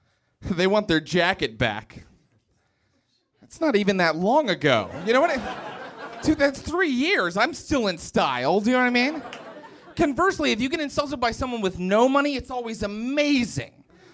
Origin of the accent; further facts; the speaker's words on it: West Virginia, United States; So I grew up in West Virginia, and so you can't tell that I have an accent because I've risen above all of that.